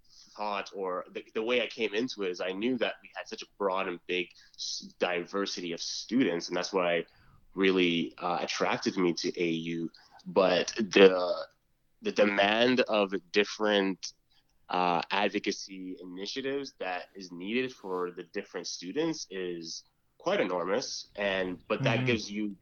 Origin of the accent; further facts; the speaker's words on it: Calgary, Alberta, Canada; moved away as an adult; also born or lived in Jubail, Saudi Arabia; now in Edmonton, Canada; I grew up in Calgary, went to school here, up until college